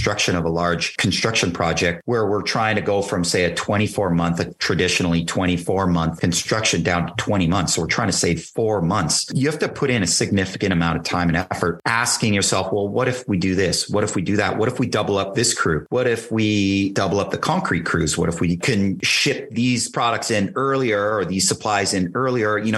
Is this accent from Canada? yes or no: yes; Canada; I'm a Canadian kid, and in in Canada, we have a far different perception